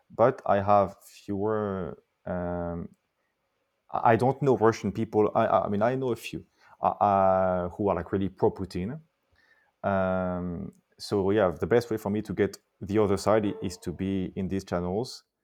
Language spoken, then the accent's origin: English; Paris, Île-de-France, France; I was born and raised in Paris